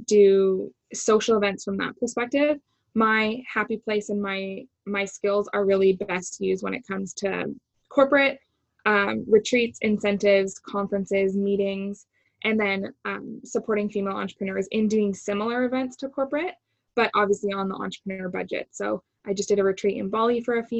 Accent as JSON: {"language": "English", "town": "Toronto", "region": "Ontario", "country": "Canada", "tie": "born or raised there", "also_born_or_lived": "Vancouver", "moved": "as an adult", "said": "I'm from Toronto, naturally born and raised. My whole family is here"}